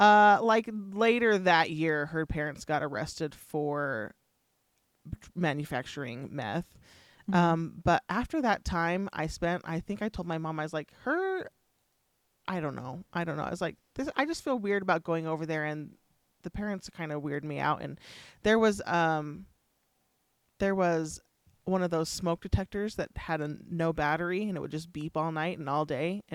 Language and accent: English; California, United States; moved away; I came from California where I couldn't play in my front yard, right?